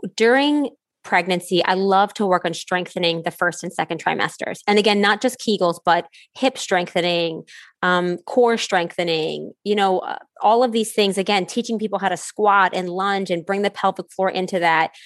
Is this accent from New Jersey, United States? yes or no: no; New Orleans, Louisiana, United States; being from New Orleans, I say it different than Y'all in Connecticut